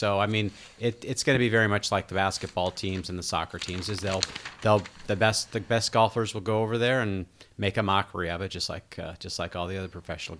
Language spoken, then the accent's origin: English; Minnesota, United States; when I was growing up in Minnesota